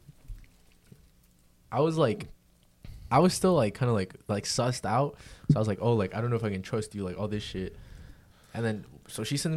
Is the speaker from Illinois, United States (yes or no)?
no; Fort Myers, Florida, United States; I'm from Fort Myers